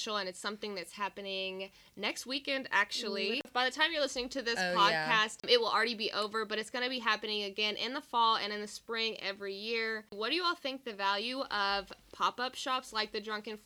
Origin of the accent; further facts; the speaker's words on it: Frankfort, Kentucky, United States; moved away as an adult; now in Lexington, United States; I'm not from Lexington. I'm from Frankfurt, which is not far away.